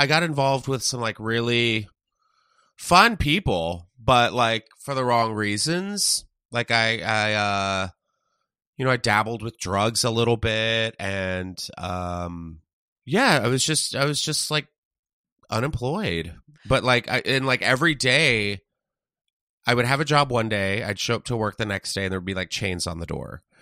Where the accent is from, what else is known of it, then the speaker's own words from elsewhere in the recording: San Antonio, Texas, United States; moved away as an adult; also born or lived in Tennessee; now in Los Angeles, United States; I was in Texas from, like, third grade until on